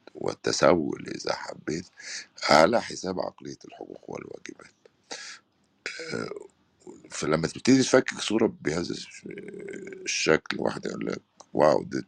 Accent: Upper Egypt, Egypt; اتربيت انا في الفتره اللي البنت في الصعيد

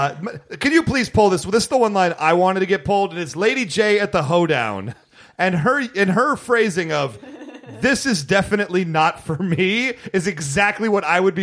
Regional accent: Detroit, Michigan, United States; born or raised there

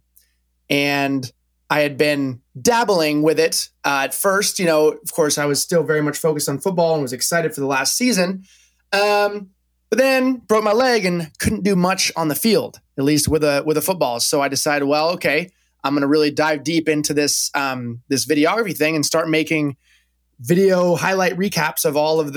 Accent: Napa, California, United States; moved away as an adult; also born or lived in Corvallis, Oregon; I'm originally from California. I grew up in Napa Valley

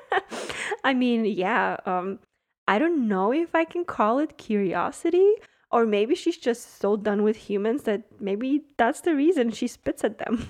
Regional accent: Germany; now in Miami, United States; I grew up in Germany

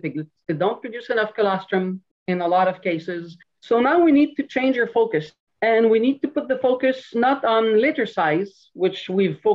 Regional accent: Montreal, Quebec, Canada; born in Montreal City, so I'm really a city girl

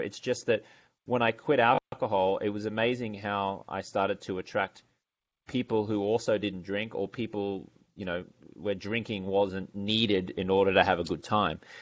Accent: Brisbane, Queensland, Australia; moved away as an adult; also born or lived in London, England / Los Angeles, California; I'm from Brisbane, Australia

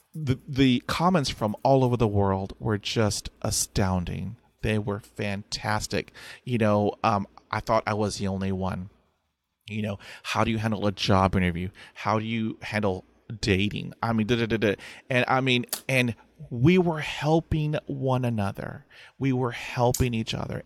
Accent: Texas, United States; I'm from Texas, and we say, "Bless your heart,"

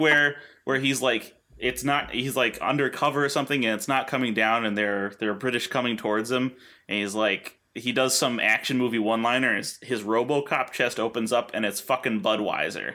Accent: the middle of New York, United States; grew up in the middle of New York where we learned about the Iroquois Confederacy

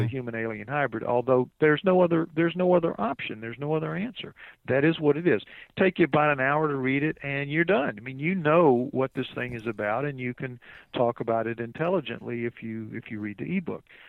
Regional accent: New Orleans, Louisiana, United States; I'm from New Orleans

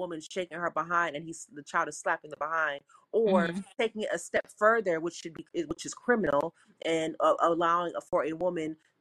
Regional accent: South Florida, United States; I'm from South Florida

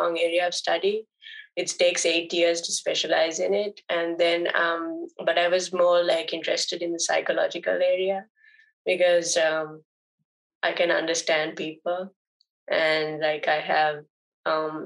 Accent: Sri Lanka; first language Sinhalese; I come from Sri Lanka.

